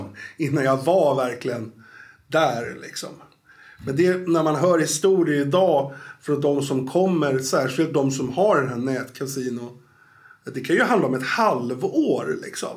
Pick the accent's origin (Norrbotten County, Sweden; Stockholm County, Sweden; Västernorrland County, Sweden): Stockholm County, Sweden; Stockholm; accent: Stockholm; moved away; also born or lived in Norrtälje; Jag är ju född i Stockholm, men jag har bott 20 år i Norrtälje.